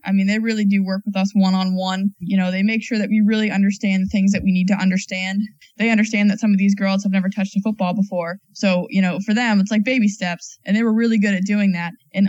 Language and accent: English; New Hampshire, United States; I grew up in New Hampshire.